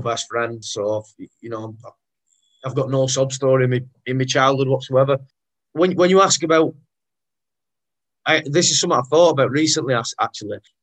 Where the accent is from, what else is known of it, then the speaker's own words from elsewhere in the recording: Rochdale, North West England, United Kingdom; I'm from Rochdale, which for those, you know, for those not from up this way, it's a small town, North Manchester.